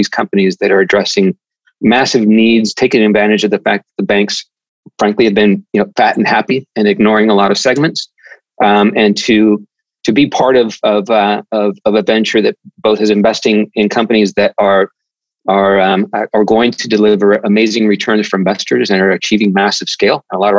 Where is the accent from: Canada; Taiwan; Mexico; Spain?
Spain; also born or lived in Central America; I grew up in Spain, grew up in Central America, so Spanish is a second first language.